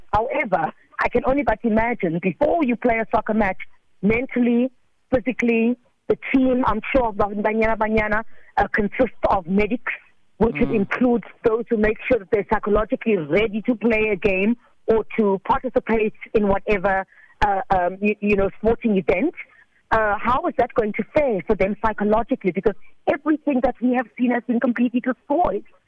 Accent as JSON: {"language": "English", "country": "South Africa", "said": "I'm South African."}